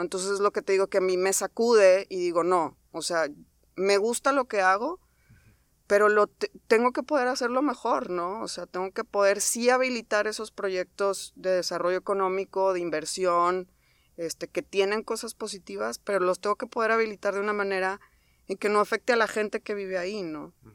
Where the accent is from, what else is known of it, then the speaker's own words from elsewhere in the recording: Monterrey, Nuevo León, Mexico; soy egresada del TEC de Monterrey, soy regia.